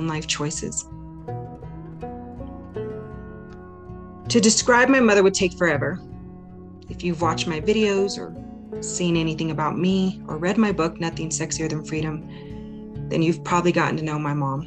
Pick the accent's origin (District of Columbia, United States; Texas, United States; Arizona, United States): Arizona, United States; moved away as an adult; now in Wyoming, United States; my friends and family back in my home state of Arizona.